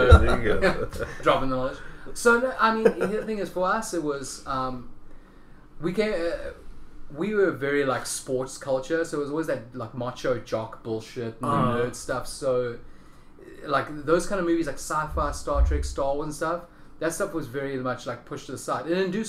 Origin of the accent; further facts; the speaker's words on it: Thailand; Yeah, honestly, we got everything that came here. Except it just kind of... It came a little bit later.